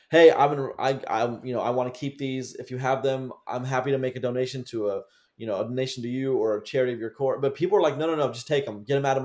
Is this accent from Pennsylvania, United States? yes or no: yes; Pittsburgh, Pennsylvania, United States; moved away; my friend who I grew up with in Pittsburgh